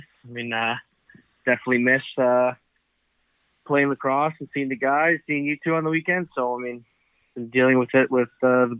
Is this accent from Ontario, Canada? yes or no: no; Coquitlam, British Columbia, Canada; I grew up right near Dawes Hill.